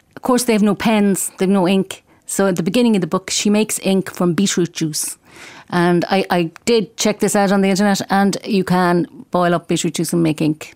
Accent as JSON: {"language": "English", "town": "Galway", "region": "Connacht", "country": "Ireland", "said": "I'm from Galway and I write books for children. I write both in Irish and in English"}